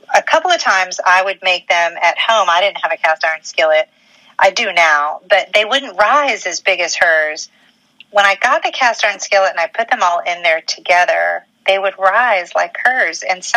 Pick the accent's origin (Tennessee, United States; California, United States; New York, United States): Tennessee, United States; Memphis; moved away; I am from the South originally. I'm from Memphis.